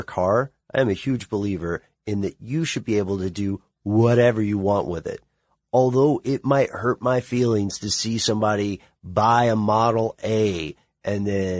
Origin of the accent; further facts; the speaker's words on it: the South, United States; I grew up in the South